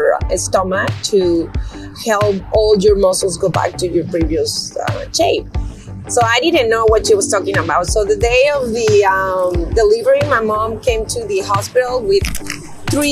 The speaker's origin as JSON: {"language": "English", "region": "Mexico City", "country": "Mexico", "moved": "yes", "lives_now": "San Antonio, United States", "said": "I'm originally from Mexico City."}